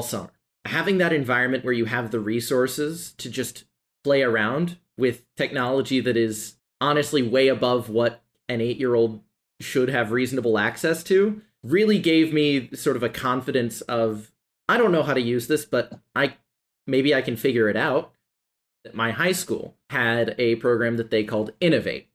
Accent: Nashville, Tennessee, United States; growing up in Nashville

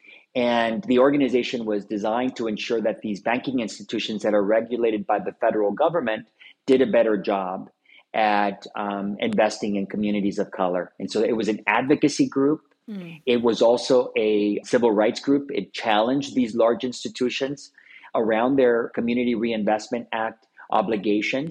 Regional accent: Los Angeles, California, United States; my growing up in Boyle Heights. I grew up in the east side

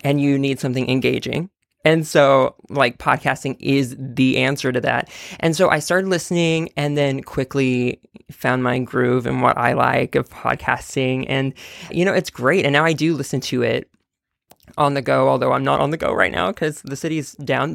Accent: Texas, United States; now in New York, United States; I'm from Texas

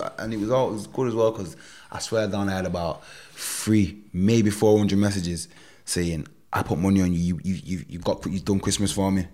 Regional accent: Manchester, North West England, United Kingdom; of here, of my hometown

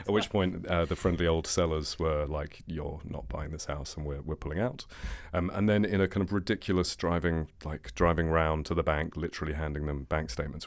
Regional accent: England, United Kingdom; I'm English

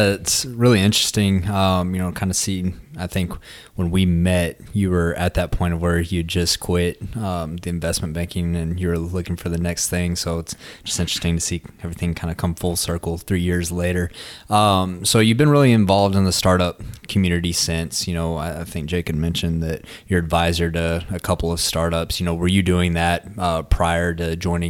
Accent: Midland, Texas, United States; I'm from Midland.

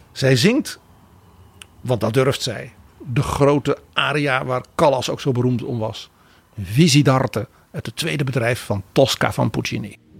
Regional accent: Netherlands; wij als Nederlanders

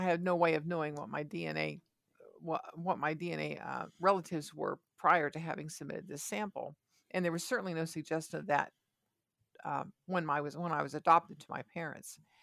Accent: Ohio, United States; I was born in Ohio

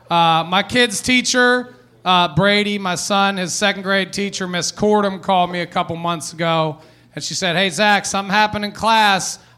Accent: Philippines; because their mother is Jewish and I am Filipino.

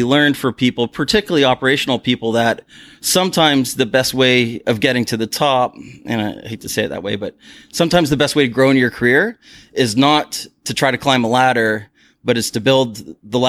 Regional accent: San Diego, California, United States; moved away as an adult; now in Toronto, Canada; I'm actually from San Diego, California

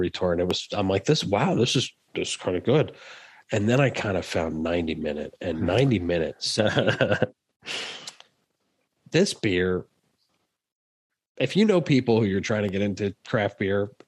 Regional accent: Northeast, United States; I'm from the Northeast

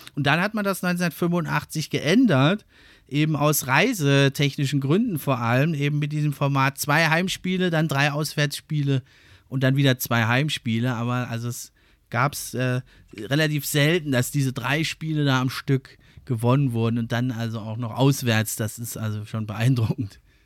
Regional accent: Germany; wir als Deutsche

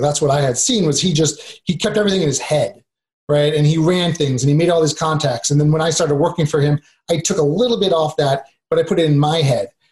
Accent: New York, United States; moved away; I'm originally from New York

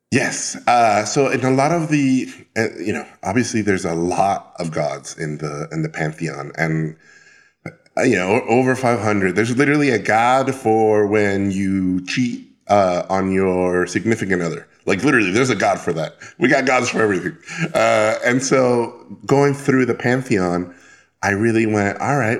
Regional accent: Tijuana, Baja California, Mexico; moved away as an adult; also born or lived in Mexico City; I'm originally from Mexico, but then I grew up in Tijuana

